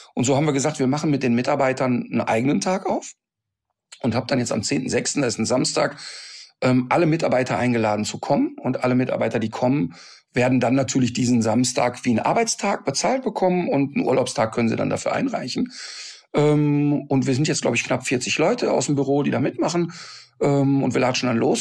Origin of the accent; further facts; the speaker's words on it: North Rhine-Westphalia, Germany; ich bin am Rhein aufgewachsen